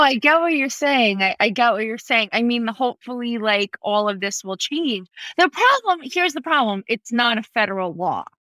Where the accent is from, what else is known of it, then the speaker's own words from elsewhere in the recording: East Meadow, New York, United States; I really grew up on Long Island